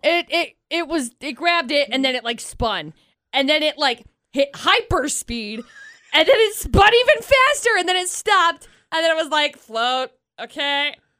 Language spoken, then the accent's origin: English; Utah, United States; we live in Utah.